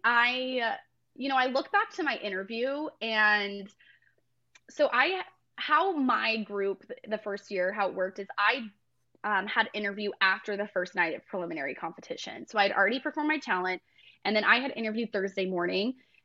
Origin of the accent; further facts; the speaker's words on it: Mapleton, Utah, United States; moved away as an adult; now in Tennessee, United States; I was born and raised in Mapleton, Utah. That's where I grew up.